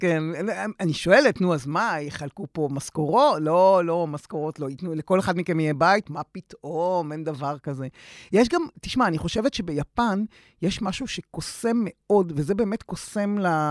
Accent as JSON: {"language": "Hebrew", "country": "Israel", "tie": "born or raised there", "said": "אני קיבוצניקית"}